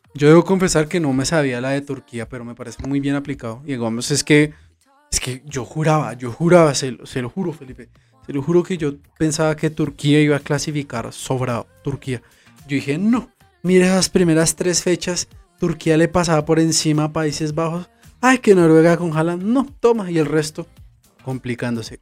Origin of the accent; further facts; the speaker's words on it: Colombia; aquí como colombianos